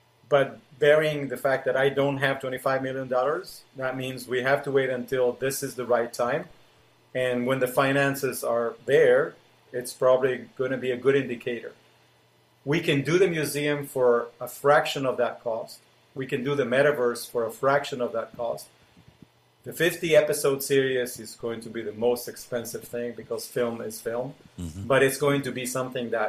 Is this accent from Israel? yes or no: yes; Israel; Being in Israel, living in Israel, growing up in Israel, I know the Sea of Galilee very well